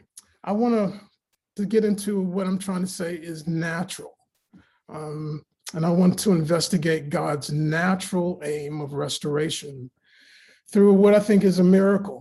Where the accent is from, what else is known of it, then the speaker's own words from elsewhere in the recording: Raleigh, North Carolina, United States; I grew up in Raleigh, North Carolina, and my mom raised me to go to church every day.